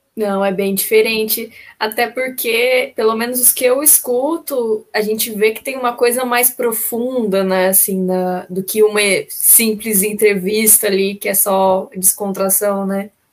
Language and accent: Portuguese; Caçapava, São Paulo, Brazil; moved away as an adult; now in Florianópolis, Brazil; eu sou de Caçapava, ali perto do, é no Vale do Paraíba.